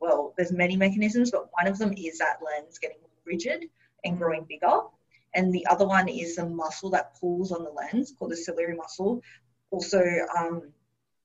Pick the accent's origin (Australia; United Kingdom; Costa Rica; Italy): Australia; Sydney, New South Wales; moved away as an adult; now in United States; I'm from Sydney, Australia, and mm-hmm. I'm born and raised in Sydney.